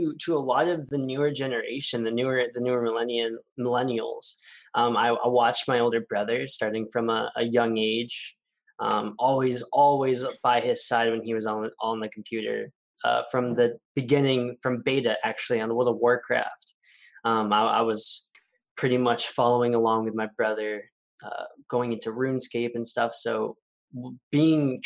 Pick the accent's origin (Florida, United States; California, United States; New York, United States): California, United States; Gilroy; I am from Gilroy, California